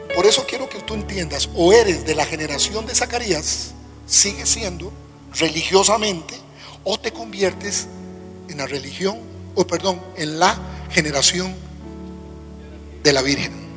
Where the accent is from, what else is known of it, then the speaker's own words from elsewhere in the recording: Costa Rica; nuestras iglesias de pico y pala, decimos en mi país